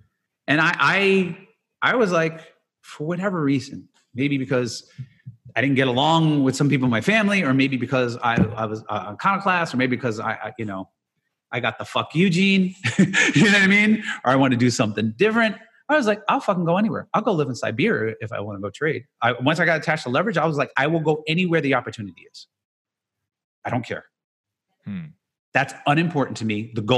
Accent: Jersey City, New Jersey, United States; I'm going to do this my whole life because I grew up in Jersey City and I'd be here. And these are all the people I know.

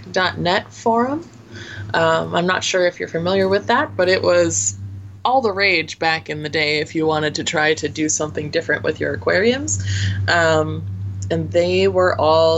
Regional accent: Minneapolis, Minnesota, United States; accent: Minnesotan; I grew up in the Twin City area, wherein the Minnesota accent is not quite as strong

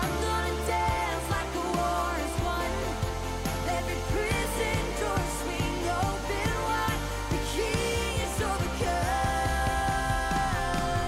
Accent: New England, United States; moved away; I come from New England. I was born and raised there

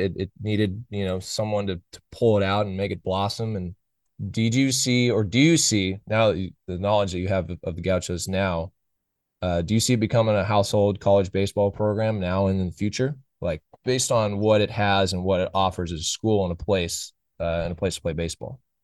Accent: Oakland, California, United States; I was born and raised in Oakland

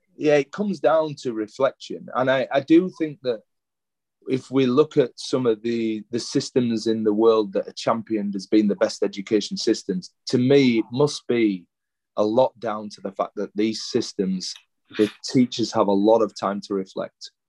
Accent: Leeds, Yorkshire and the Humber, United Kingdom; moved away as an adult; now in Adelaide, Australia; my hometown of Leeds

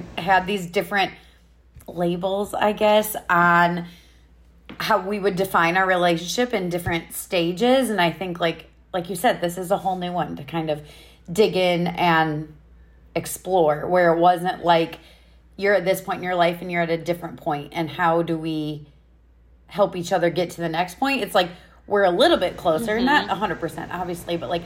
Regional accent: Iowa, United States; also born or lived in Chicago, Illinois; I was born in Chicago, but when we were about 3, we moved to Iowa, and I was raised in a small, not super small, not big, medium-ish town in Iowa

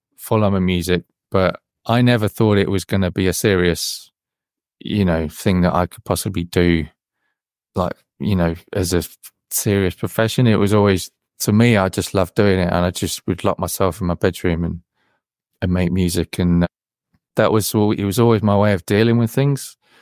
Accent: Wellingborough, East Midlands, United Kingdom; I grew, I grew, grew up in a, well, a small village near a town near Wellingborough

